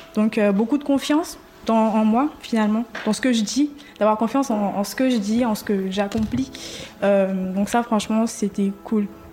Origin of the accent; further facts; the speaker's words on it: Côte d’Ivoire; moved away; je viens de Côte d'Ivoire